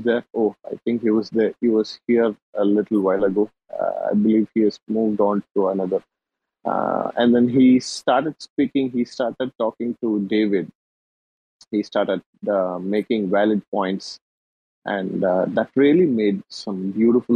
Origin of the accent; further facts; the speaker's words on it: India; I'm from India